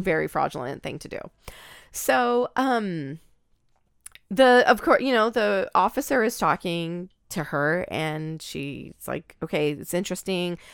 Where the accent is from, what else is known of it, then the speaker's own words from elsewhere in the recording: Oregon, United States; I'm from Oregon